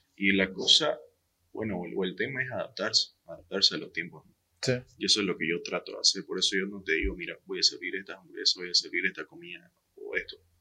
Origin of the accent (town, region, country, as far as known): eastern Bolivia, Bolivia